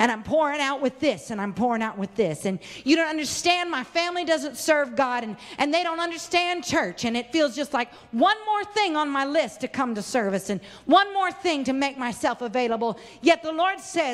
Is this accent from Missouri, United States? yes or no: no; Arkansas, United States; I was born in Arkansas